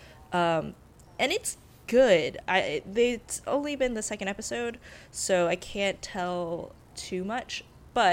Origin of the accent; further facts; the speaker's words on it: United States; as an American who happens to be of Chinese descent.